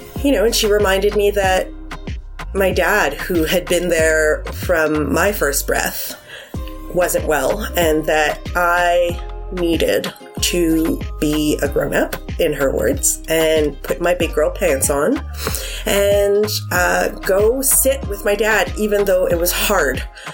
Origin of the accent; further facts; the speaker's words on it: Montreal, Quebec, Canada; I'm from Montreal